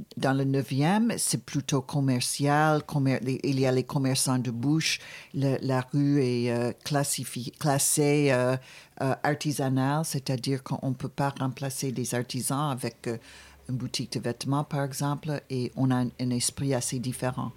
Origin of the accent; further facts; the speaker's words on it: Buffalo, New York, United States; moved away; quand j'étais jeune, j'étais dans une ville qui s'appelle Buffalo